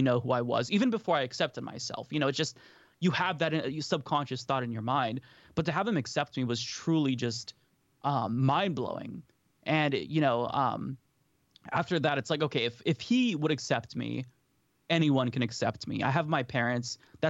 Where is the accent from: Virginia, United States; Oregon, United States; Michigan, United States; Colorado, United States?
Oregon, United States; Portland; So I grew up in Oregon, actually. So in Portland